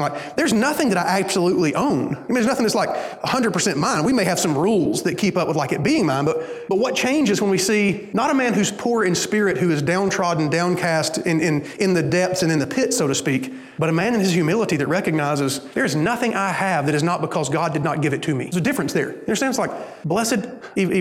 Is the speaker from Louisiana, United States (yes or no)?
no; Alabama, United States; moved away; I'm from Alabama. And when you live in Alabama